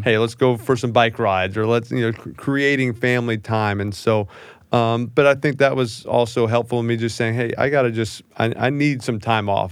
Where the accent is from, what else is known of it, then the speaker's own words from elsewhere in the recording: New Orleans, Louisiana, United States; growing up in New Orleans